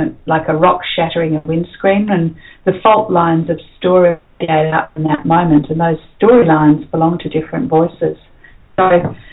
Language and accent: English; Perth, Western Australia, Australia; growing up in Perth